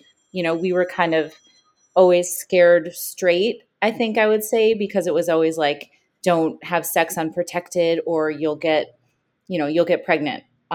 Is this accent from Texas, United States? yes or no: no; Chicago, Illinois, United States; also born or lived in New York; now in New Jersey, United States; I am a Chicagoan, but I live in New Jersey right now. Just moved here from New York. But Chicago is my hometown always at heart